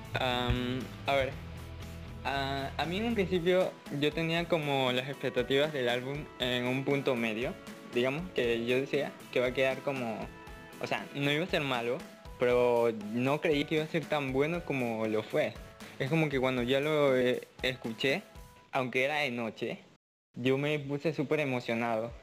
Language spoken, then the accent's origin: Spanish; Ecuador; soy de Ecuador, tengo 18 años